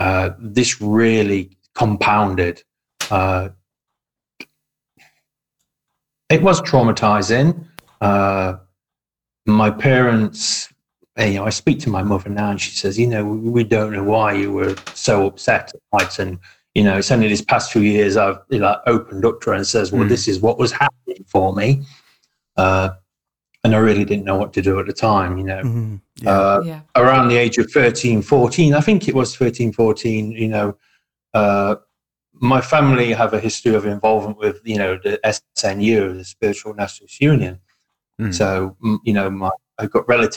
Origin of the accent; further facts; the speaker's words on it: Farnsfield, East Midlands, United Kingdom; moved away as an adult; also born or lived in Nottingham / Ollerton / Rainworth; now in Australia; I was born in Nottingham, spent most of my life living around Nottingham. Some of the little villages around there. I mean, I grew up in Farnsfield